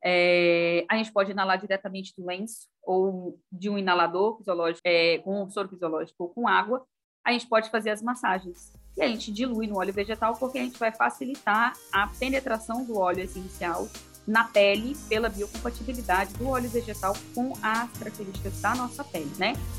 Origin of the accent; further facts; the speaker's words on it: Minas Gerais, Brazil; em Minas Gerais, né, de onde eu, é, eu, sou mineira